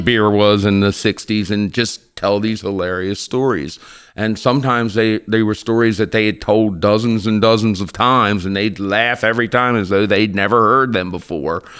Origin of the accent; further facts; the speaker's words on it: Eastern Shore, Maryland, United States; my growing up on the Eastern Shore